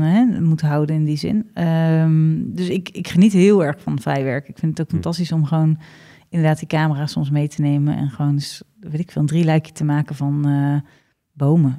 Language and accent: Dutch; Ede, Gelderland, Netherlands; in ons gezellige Ede